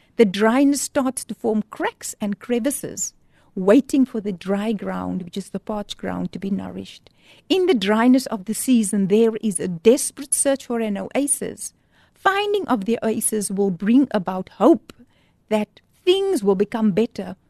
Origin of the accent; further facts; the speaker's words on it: Port Elizabeth, Eastern Cape, South Africa; moved away as an adult; now in Cape Town, South Africa; when I moved to Cape Town, because I'm from Port Elizabeth, so I came to study in Cape Town